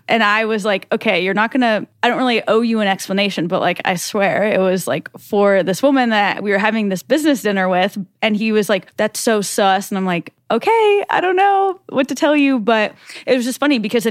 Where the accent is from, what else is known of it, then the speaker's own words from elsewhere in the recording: Nebraska, United States; I'm from Nebraska